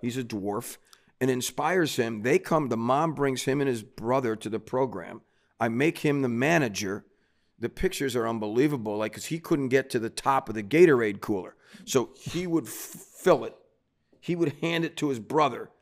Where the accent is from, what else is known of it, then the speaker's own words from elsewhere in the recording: Cleveland, Ohio, United States; moved away as an adult; also born or lived in New York City; now in New Jersey, United States; growing up in Cleveland